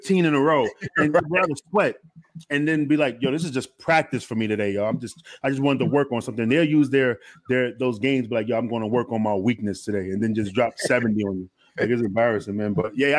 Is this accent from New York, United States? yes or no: yes; New York City, New York, United States; I'm from Queens, but just like